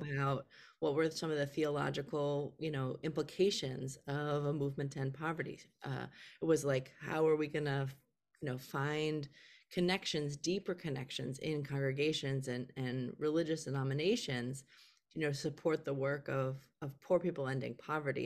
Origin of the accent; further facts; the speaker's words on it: Milwaukee, Wisconsin, United States; moved away as an adult; also born or lived in Philadelphia, Pennsylvania; when I moved away from Milwaukee, Wisconsin, where I was raised, to, um, Philadelphia, Pennsylvania for college